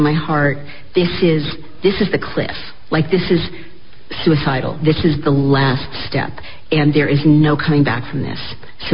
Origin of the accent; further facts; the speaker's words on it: United States; I, as an American